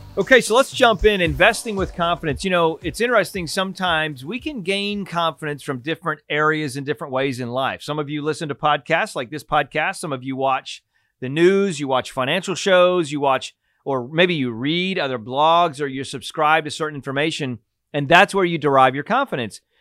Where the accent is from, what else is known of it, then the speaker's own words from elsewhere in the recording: Pennsylvania, United States; I grew up in Pennsylvania